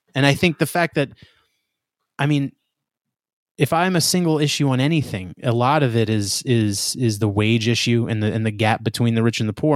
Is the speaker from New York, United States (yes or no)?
yes; New York, United States; I'm from New York